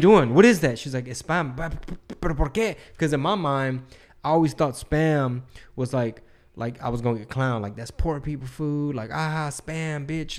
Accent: Texas, United States; I'm from Texas

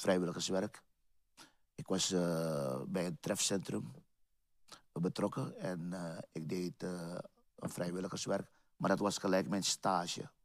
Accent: Paramaribo, Paramaribo District, Suriname; now in Utrecht, Netherlands; Ik ben geboren in Suriname, Paramaribo. Ik ben ook in eh, Paramaribo opgegroeid

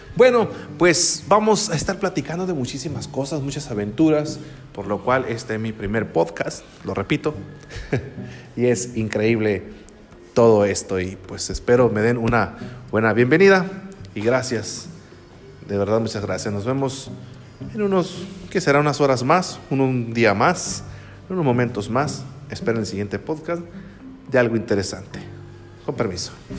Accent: San Blas, Sinaloa, Mexico; also born or lived in El Fuerte, Sinaloa; soy originario de Sinaloa, aquí de la República Mexicana. Soy mexicano, nací en San Blas, un bonito pueblito que pertenece al municipio de El Fuerte, que está en el estado de Sinaloa

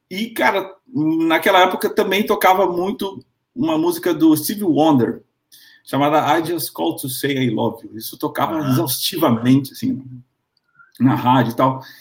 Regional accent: Panama; Na verdade, eu sou panamenho, eu nasci no Panamá, é, sou de mãe brasileira, por isso eu também falo em português, né? Eu aprendi as duas línguas ao mesmo tempo.

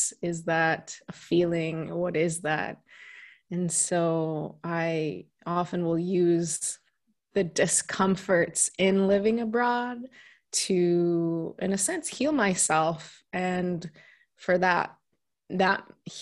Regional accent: Washington, United States; moved away as an adult; also born or lived in South Korea; now in Italy; So I'm from the U.S. I'm from the West Coast, Washington State.

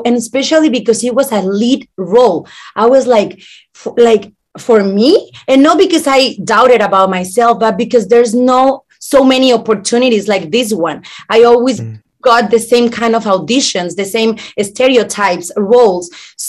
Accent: Mexico; English is a second language; moved away as an adult; now in United States; because I grew up in Mexico. So I'm 100% from Mexico.

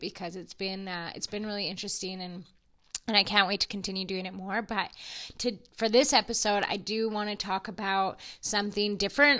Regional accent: Alberta, Canada; I'm from Alberta and I'm an oil field girl

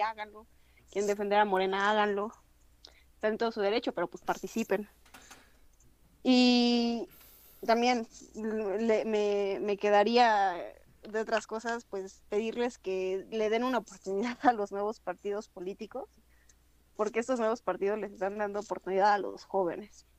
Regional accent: Monterrey, Nuevo León, Mexico; Yo, como regia

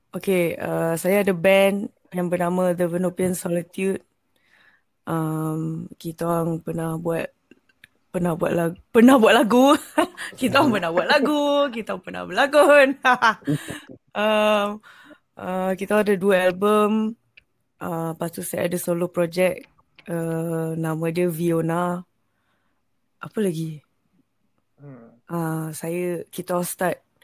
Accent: Selangor, Malaysia; Saya dari Selangor.

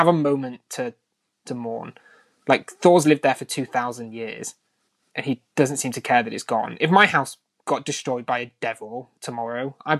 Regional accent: United Kingdom; We're British.

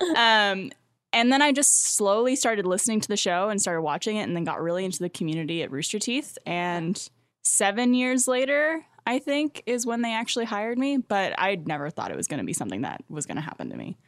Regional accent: Canada; moved away as an adult; now in Austin, United States; as a Canadian

